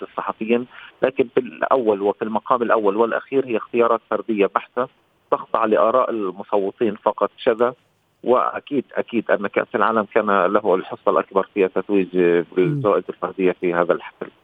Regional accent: Palestine; كفلسطيني وكعربي

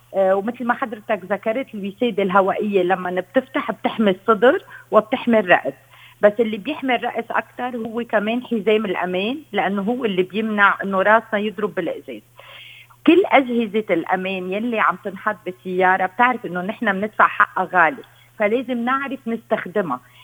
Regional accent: Lebanon; عندنا بلبنان

